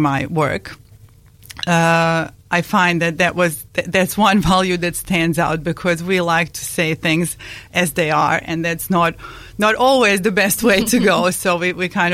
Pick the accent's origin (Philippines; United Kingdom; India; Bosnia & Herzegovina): Bosnia & Herzegovina; first language Bosnian; English is a second language; moved away as an adult; also born or lived in Kuwait; now in Dunedin, New Zealand; I was born in a country called Yugoslavia, or that was called Yugoslavia, now called ex-Yugoslavia, and in Bosnia and Herzegovina. So my country is Bosnia and Herzegovina